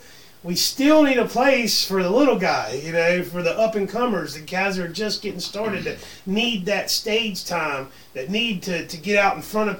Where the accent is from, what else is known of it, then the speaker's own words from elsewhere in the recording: Gastonia, North Carolina, United States; also born or lived in Raleigh; I was born and raised in Gastonia. I got out of Gastonia for a little while in my 20s.